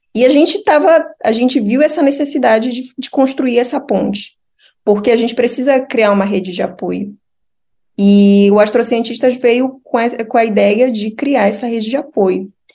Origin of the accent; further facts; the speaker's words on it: Pará, Brazil; moved away as an adult; also born or lived in Espírito Santo; now in Jyväskylä, Finland; eu sou paraense